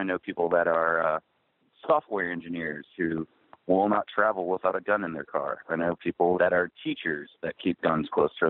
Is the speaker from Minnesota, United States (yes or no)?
no; Texas, United States; I'm from Texas, and I grew up working on a ranch where guns were a part of everyday life.